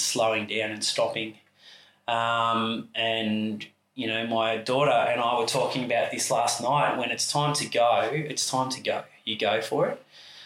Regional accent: Sunbury, Victoria, Australia; moved away as an adult; now in Torquay, Australia; I grew up in Sunbury, just outside the airport, which used to be a little country town when I lived there

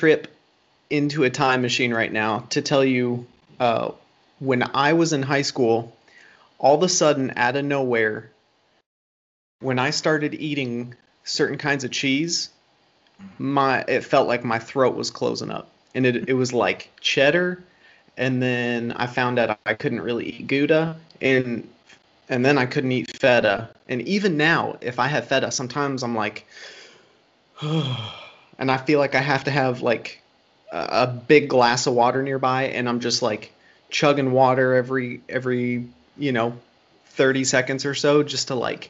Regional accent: Springfield, Dayton area, Ohio, United States; moved away; I'm originally from Ohio. I grew up around like the Springfield, Dayton area.

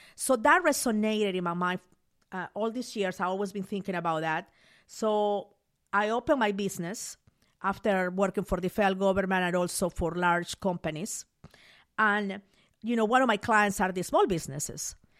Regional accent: Mollendo, Arequipa, Peru; moved away as an adult; now in United States; I grew up in Peru.

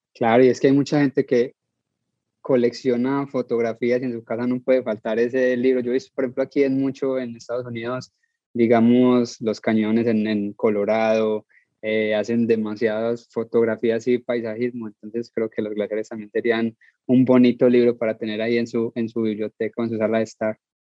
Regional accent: Colombia; Soy colombiano

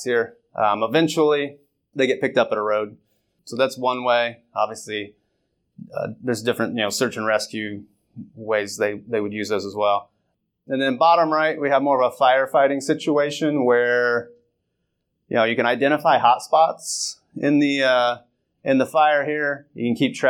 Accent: Northwest Ohio, United States; I'm from Northwest Ohio

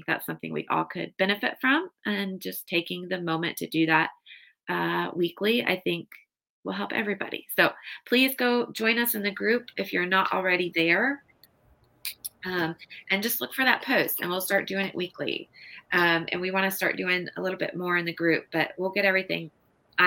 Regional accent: Nebraska, United States; moved away; local haunts where we grew up in Nebraska

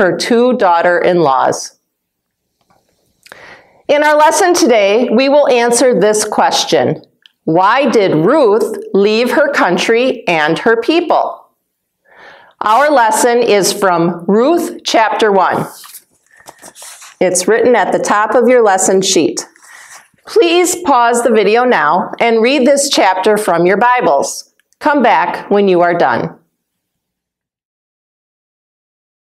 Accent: Wisconsin, United States; moved away as an adult; also born or lived in Africa; I was born and raised in Wisconsin, but I lived in Africa when my husband was a missionary there. And then we moved back to Wisconsin

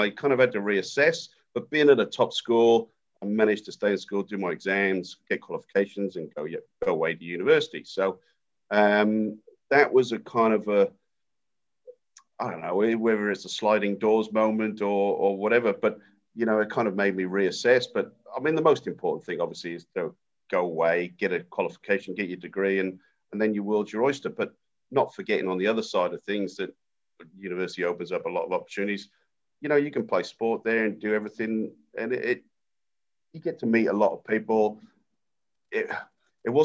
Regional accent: Wales, United Kingdom; moved away as an adult; now in Australia; But I grew up in Wales in a very sporting family.

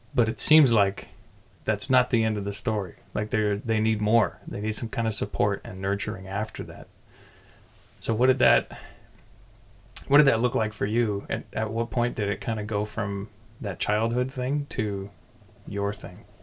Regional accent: California, United States; I grew up across the bay, so my knowledge of Fremont only begins at like 2006

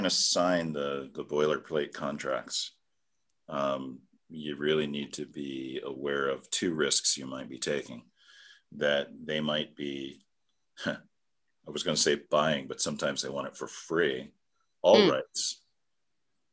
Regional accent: United States; as American citizens

